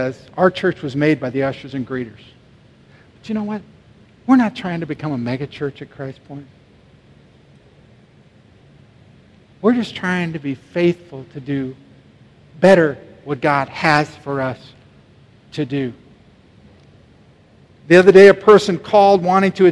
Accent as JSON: {"language": "English", "town": "Omaha", "region": "Nebraska", "country": "United States", "tie": "born or raised there", "said": "in South Omaha, where I grew up"}